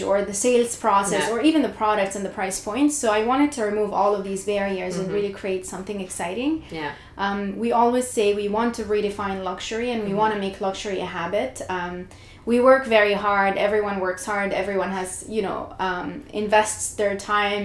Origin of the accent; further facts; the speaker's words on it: Jordan; moved away as an adult; now in Canada; I was brought up in Jordan, so I moved to Canada about 10 years ago